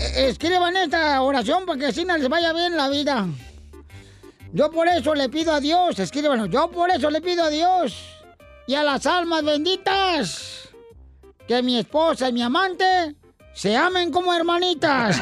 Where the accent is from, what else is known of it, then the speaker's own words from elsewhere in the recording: Ocotlán, Jalisco, Mexico; de Ocotlán, Jalisco, mi tierra natal